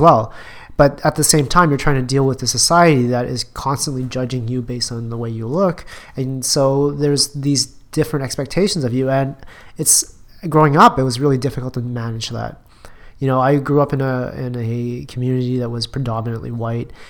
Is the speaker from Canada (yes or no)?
yes; Edmonton, Alberta, Canada; I grew up in Alberta Edmonton Alberta